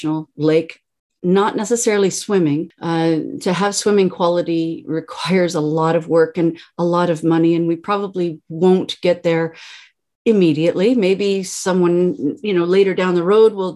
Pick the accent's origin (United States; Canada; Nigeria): Canada; Caledonia, Ontario; now in Brantford, Canada; I grew up in Caledonia, and I've moved to Brantford in 1993